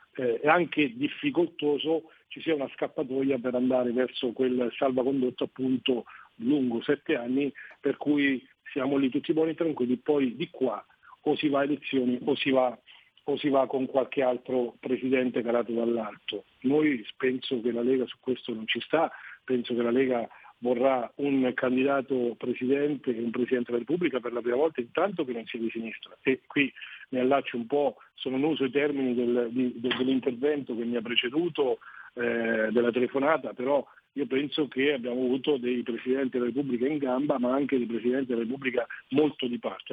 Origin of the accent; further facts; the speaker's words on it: Italy; nel mio paese, Semmi, noi siamo 12.700 abitanti